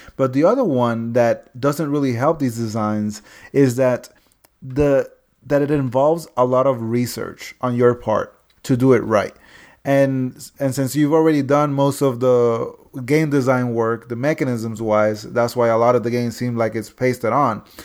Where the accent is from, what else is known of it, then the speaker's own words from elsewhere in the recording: Ponce, Puerto Rico; Ponce, Puerto Rico, which is my hometown